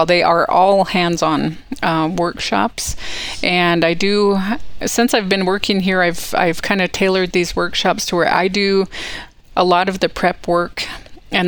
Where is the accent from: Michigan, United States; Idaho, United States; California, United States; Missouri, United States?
Idaho, United States; Worley; I was raised right here in Worley, Idaho, which is 4 miles south of the Coeur d'Alene Casino itself